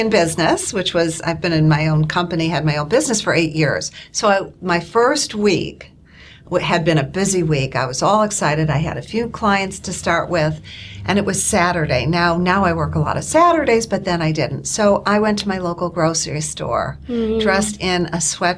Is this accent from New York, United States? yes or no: yes; Buffalo, New York, United States; moved away as an adult; I grew up in Buffalo, and my dad was a fan of always looking proper